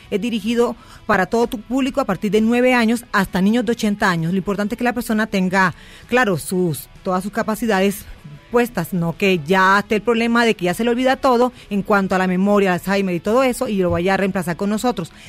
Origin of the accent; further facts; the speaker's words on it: Colombia; Sí, soy de Colombia.